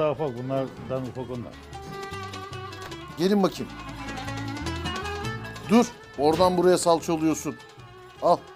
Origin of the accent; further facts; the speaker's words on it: Şişli, Istanbul, Turkey; Biz İstanbulluyuz.